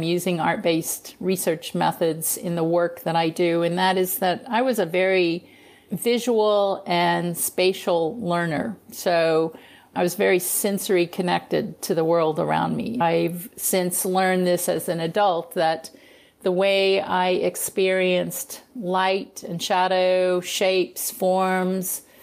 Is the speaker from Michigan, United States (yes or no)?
no; Missouri, United States; As a kid, I grew up in Missouri, in around the Missouri River area